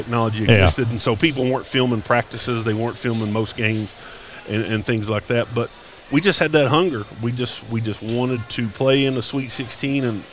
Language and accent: English; Paintsville, Kentucky, United States; growing up in Johnson County, Paintsville my whole life